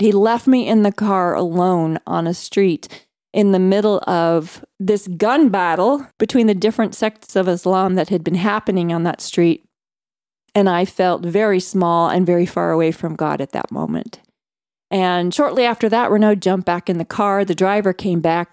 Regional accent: Midwest, United States; I was growing up in America's heartland in the cornfields

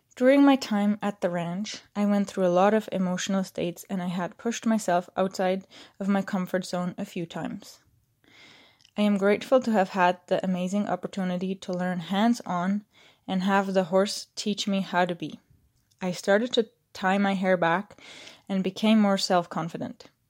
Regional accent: Switzerland; moved away as an adult; growing up in Switzerland in a tight system of going to school

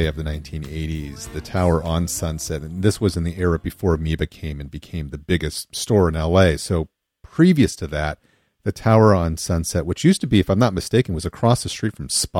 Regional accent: San Gabriel Valley, California, United States; I grew up in the San Gabriel Valley

